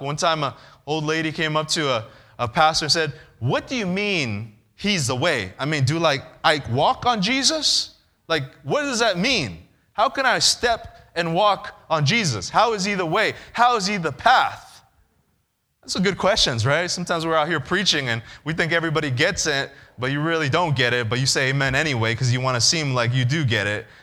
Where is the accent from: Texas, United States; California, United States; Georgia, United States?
California, United States; I'm from California